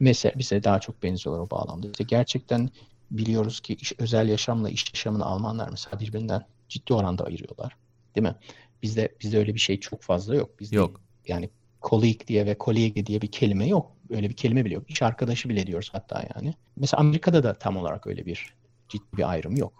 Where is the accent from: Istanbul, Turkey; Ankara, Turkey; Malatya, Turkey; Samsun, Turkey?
Ankara, Turkey; moved away as an adult; also born or lived in United States; now in Germany; Ankara'da büyüdüm ben